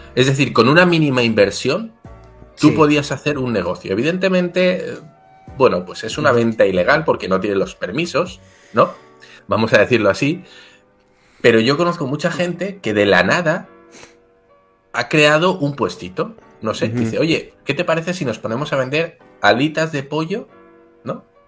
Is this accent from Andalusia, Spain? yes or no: no; Basque Country, Spain; also born or lived in Mexico; yo soy vasco